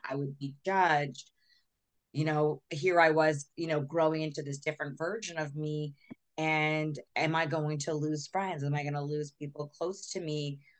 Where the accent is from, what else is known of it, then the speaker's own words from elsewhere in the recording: Texas, United States; growing up in Texas, most people, you know, were mostly Christian or, you know, in a different faith than me.